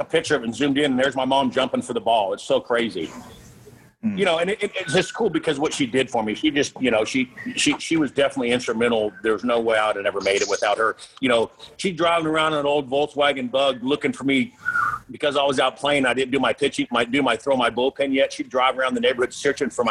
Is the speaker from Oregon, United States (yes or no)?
no; Florida, United States; I'm from Florida